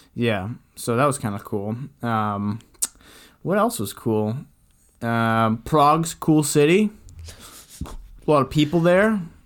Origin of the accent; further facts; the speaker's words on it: Canada; we're Canadian